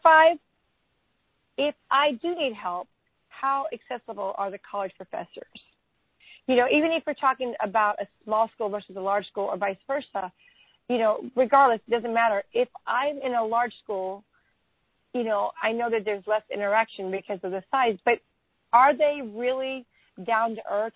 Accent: Texas, United States; being a Texan

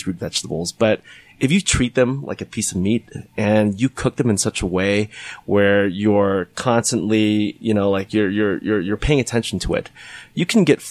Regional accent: California, United States; Because I grew up as a Boy Scout and I grew up in California right next to the mountains.

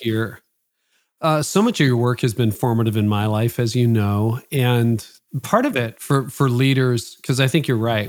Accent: Canada; my parents are both from Holland. I was born in Canada

